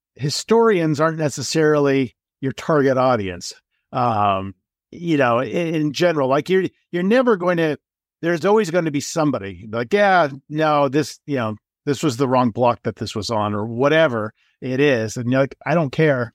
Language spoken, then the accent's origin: English; Los Angeles, California, United States; moved away as an adult; also born or lived in New York; now in Colorado, United States; I grew up, uh, in Los Angeles and I left in eighty-eight to go to New York for school